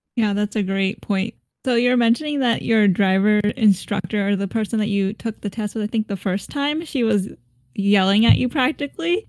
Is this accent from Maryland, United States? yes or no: yes; Maryland, United States; we're from Maryland.